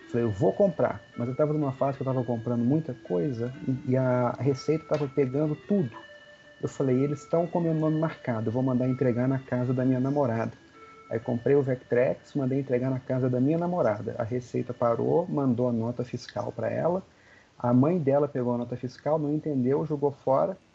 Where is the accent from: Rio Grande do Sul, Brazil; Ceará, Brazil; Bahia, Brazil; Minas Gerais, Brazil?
Minas Gerais, Brazil; Belo Horizonte; Eu sou de Belo Horizonte, né? Os encontros são em São Paulo.